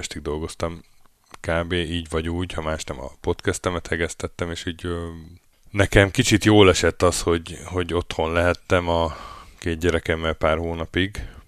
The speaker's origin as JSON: {"language": "Hungarian", "country": "Hungary", "moved": "as an adult", "lives_now": "Norway", "said": "Mi szerencsére EU-ból jöttünk"}